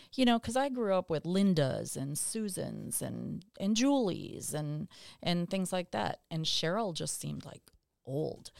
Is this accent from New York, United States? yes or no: no; Dallas, Texas, United States; where I grew up in West Dallas, the entire neighborhood was public school kids.